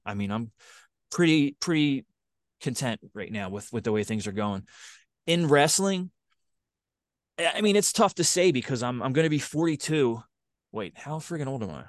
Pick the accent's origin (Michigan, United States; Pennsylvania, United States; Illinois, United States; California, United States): Pennsylvania, United States; Philadelphia; I'm from Philly